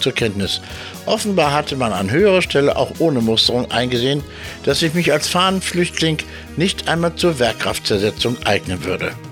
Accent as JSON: {"language": "German", "country": "Germany", "also_born_or_lived": "Hamburg", "said": "mein Heimatland"}